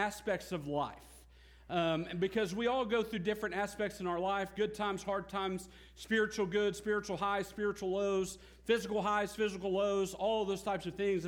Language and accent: English; United States; also born or lived in Lone Grove, Oklahoma; as an American